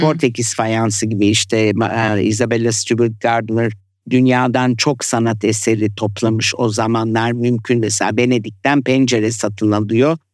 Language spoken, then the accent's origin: Turkish; Turkey; born or raised there; moved away; also born or lived in Italy / France